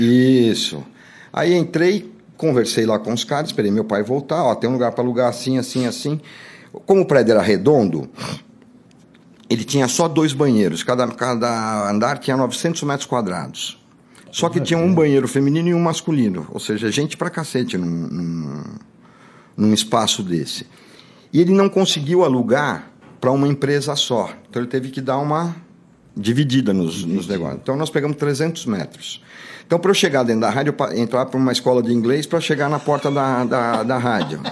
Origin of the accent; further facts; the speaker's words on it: Santo André, São Paulo, Brazil; also born or lived in Garça, São Paulo; Eu nasci em Garça, depois eu mudei para Santo André